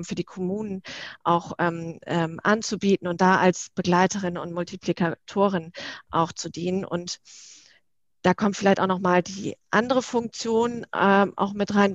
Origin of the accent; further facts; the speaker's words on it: Northern Germany, Germany; now in Berlin, Germany; komme gebürtig aus dem Norden